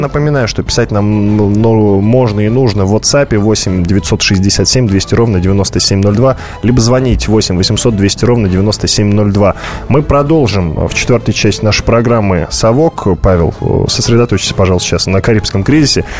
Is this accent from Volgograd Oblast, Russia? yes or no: yes; Volgograd, Volgograd Oblast, Russia; город-спутник города Волгограда, откуда я родом